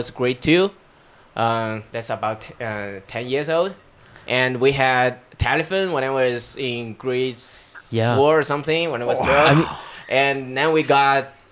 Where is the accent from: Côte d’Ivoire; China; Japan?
China; English is a second language; moved away as an adult; now in Boulder, United States; So that type of tree is the most abundant among Asia in my hometown. So I grew up in that forest.